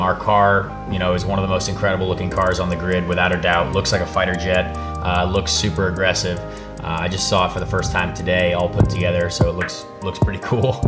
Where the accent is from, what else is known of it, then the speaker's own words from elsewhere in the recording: Noblesville, Indiana, United States; I grew up in Noblesville, Indiana.